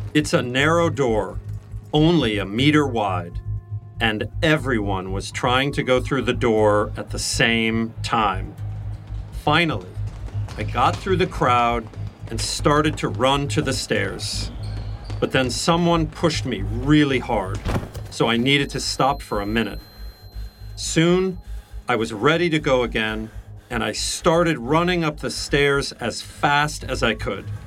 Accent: Missouri, United States; moved away; also born or lived in New York City; I grew up in Missouri

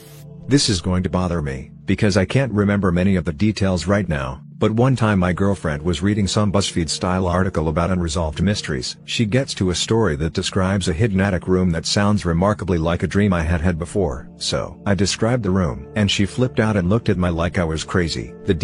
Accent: Kingston, Ontario, Canada; the time in my hometown of Kingston, Ontario that my high school buddies and I were leaving my friend's house

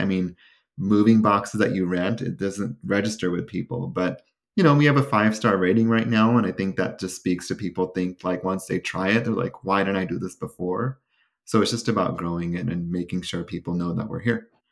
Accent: Sacramento, California, United States; my hometown. of Sacramento.

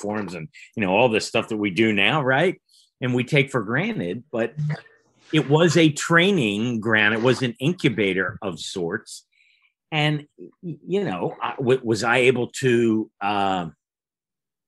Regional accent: Philadelphia, Pennsylvania, United States; I grew up in Philly and, you know, went to college in Philly

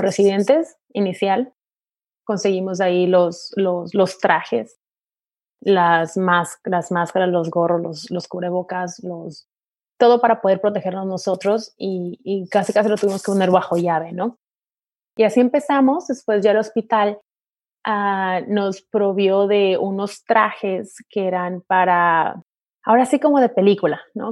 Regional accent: Tijuana, Baja California, Mexico; moved away as an adult; now in Orange County, United States; yo nací, crecí en, en, México, en Tijuana

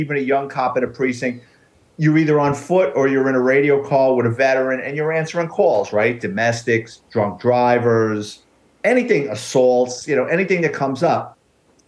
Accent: New York City, New York, United States; I grew up in the Bronx

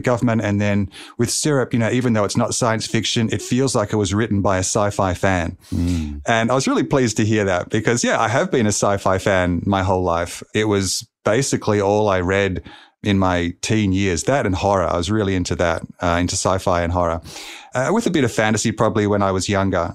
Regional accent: Melbourne, Victoria, Australia; here in my hometown of Melbourne, Australia

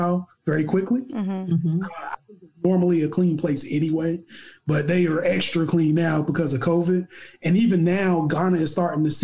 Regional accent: United States; I grew up in the hood

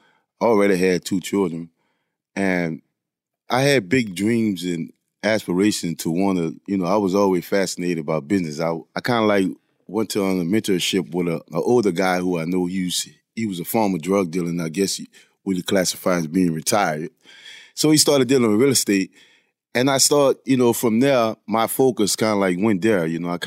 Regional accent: Louisiana, United States; I was the elder of five other siblings. My mother had six children. I mean, we grew up poor in a poor neighborhood.

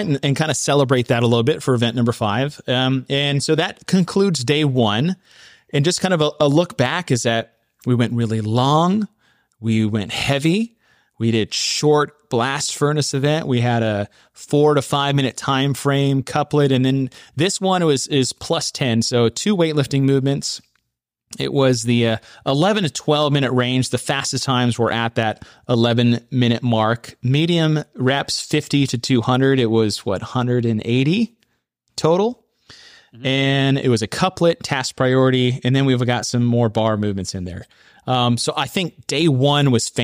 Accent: Texas, United States; my home state of Texas

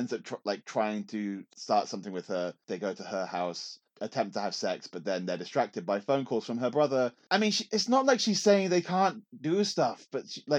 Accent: England, United Kingdom; as an English person in 2003

